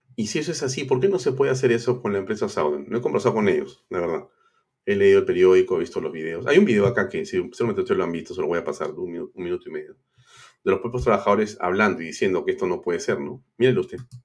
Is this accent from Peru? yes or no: yes; Peru; como peruano